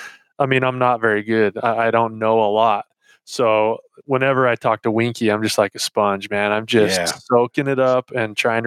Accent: the West, United States; growing up in the West

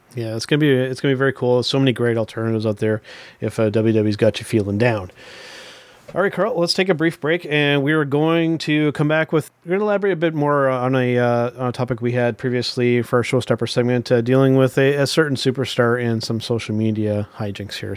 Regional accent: Canada; being Canadian wrestling fans

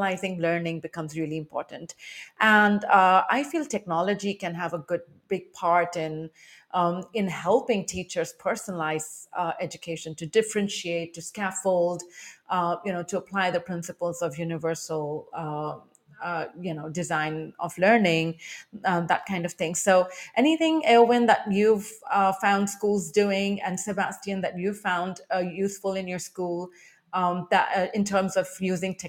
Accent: India; first language Hindi; English is a second language; now in Taiwan; I grew up in India, and I went to a convent school where we were fined if we spoke Hindi, which was my home language

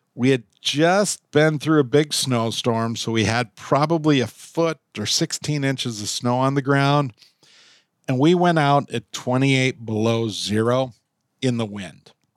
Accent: Minnesota, United States; Growing up in Minnesota, Red Wing is synonymous with who we are

